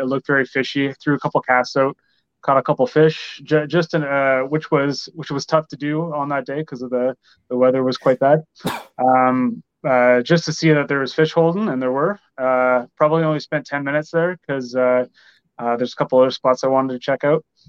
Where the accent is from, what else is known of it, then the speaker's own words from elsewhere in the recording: Windsor, Ontario, Canada; also born or lived in Toronto area, Canada; I grew up in Windsor